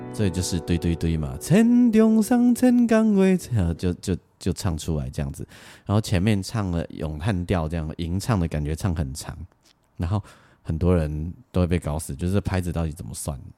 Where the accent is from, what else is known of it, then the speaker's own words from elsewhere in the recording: Lukang, Changhua County, Taiwan; 我小时候住在鹿港